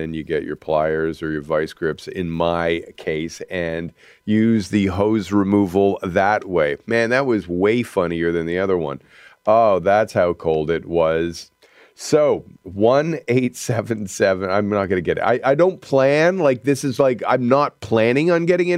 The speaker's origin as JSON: {"language": "English", "country": "Canada", "said": "we celebrate being Canadian"}